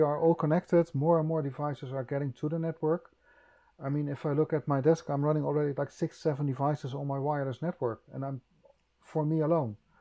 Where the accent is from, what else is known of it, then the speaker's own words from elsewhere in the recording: Netherlands; I'm from Holland